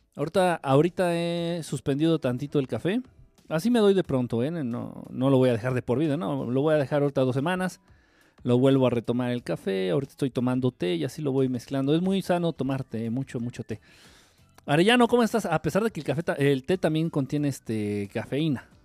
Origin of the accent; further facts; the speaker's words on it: Mexico; Yo como buen ignorante y como buen mexicano